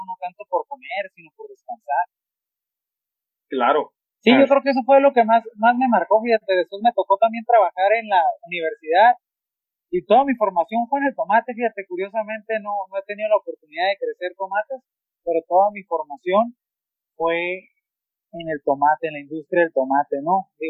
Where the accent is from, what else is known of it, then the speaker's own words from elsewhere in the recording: Ensenada, Baja California, Mexico; also born or lived in Mexicali; Yo viví o crecí en Ensenada. A los cinco años migramos a Mexicali